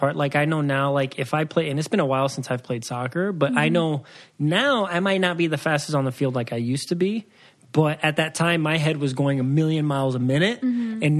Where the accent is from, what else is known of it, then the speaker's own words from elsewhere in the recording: Waukegan, Illinois, United States; born there; So I was born in Waukegan, Illinois, but my dad was in the Navy, so we moved around a lot. I've never been to Waukegan ever since